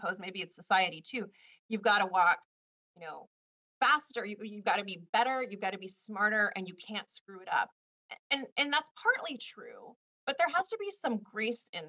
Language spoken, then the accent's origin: English; Richmond, California, United States; moved away as an adult; also born or lived in Washington, D.C.; And I went to high school in a city called Richmond, California.